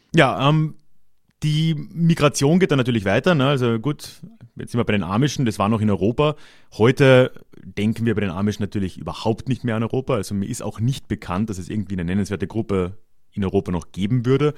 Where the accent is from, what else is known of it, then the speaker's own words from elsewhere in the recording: Carinthia, Austria; in Kärnten, wo ich herkomme